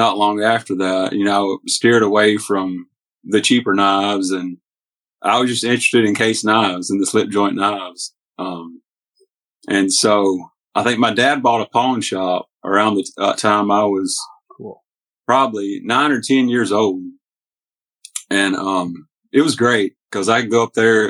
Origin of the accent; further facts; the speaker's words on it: Hornbeak, Tennessee, United States; also born or lived in Mississippi; we moved from Mississippi up to Hornbeak, Tennessee, which was my mom's old home place